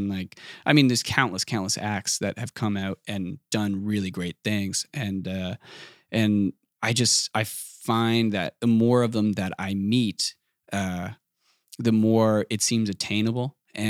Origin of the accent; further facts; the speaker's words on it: East Coast, Canada; And especially it's on the East Coast. Like I'm from the East Coast. There's like a definite similarity between like all the New England states and the East Coast of Canada.